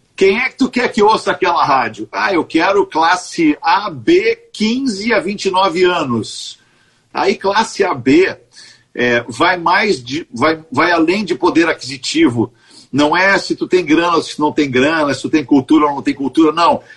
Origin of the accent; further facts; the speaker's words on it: Porto Alegre, Rio Grande do Sul, Brazil; Eu sou porto-alegrense, eu nasci no Bonfim, moro no Bonfim